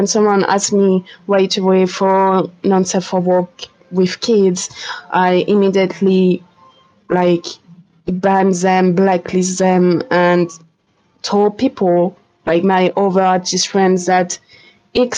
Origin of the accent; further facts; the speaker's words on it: France; English is a second language; English is not my native language